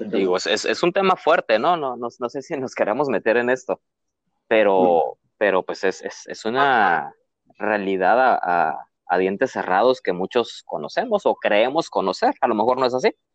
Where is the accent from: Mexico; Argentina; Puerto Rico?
Mexico